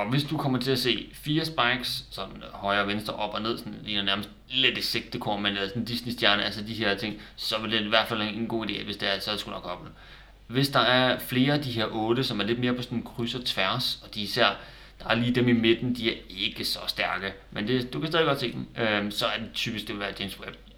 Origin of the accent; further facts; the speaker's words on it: Denmark; nu hvor vi er danskere